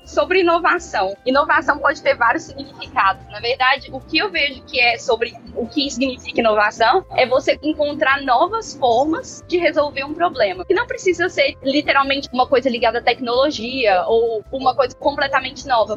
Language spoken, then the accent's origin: Portuguese; Belo Horizonte, Minas Gerais, Brazil; moved away as an adult; now in London, United Kingdom; Eu sou médica formada pela UFMG, sou de Belo Horizonte, nunca tinha saído do Brasil antes do Ciência Sem Fronteiras